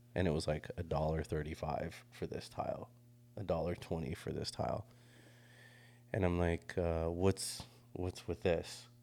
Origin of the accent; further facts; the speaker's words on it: Monterey, California, United States; moved away; my hometown, like, Monterey